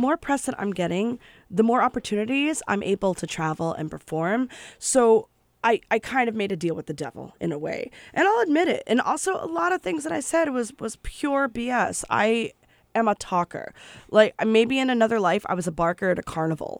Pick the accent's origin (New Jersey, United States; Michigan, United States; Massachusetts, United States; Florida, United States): New Jersey, United States; growing up in New Jersey